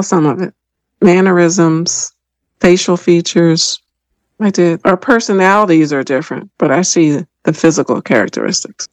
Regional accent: Philadelphia, Pennsylvania, United States; moved away as an adult; now in Washington, D.C. area, United States; I grew up in Philadelphia, PA.

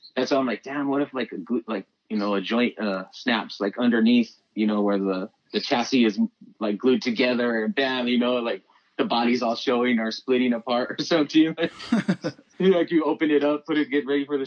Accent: Phoenix, Arizona, United States; growing up in Phoenix

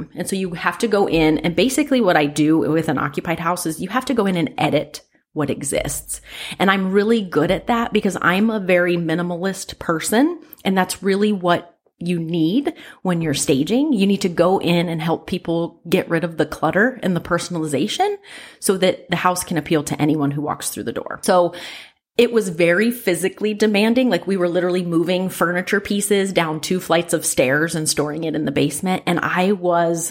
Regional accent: Ohio, United States; I'm from Ohio

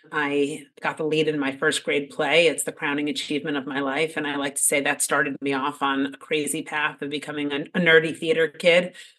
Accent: Ardsley, New York, United States; I grew up in a suburb outside of New York City. It's called Ardsley, New York, in Westchester, small town.

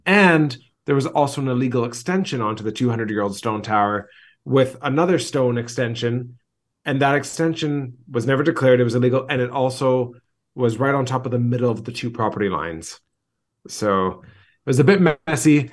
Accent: Vancouver, British Columbia, Canada; moved away as an adult; now in Greece; I grew up in Vancouver, but I'm a third generation, uh, Greek in Vancouver

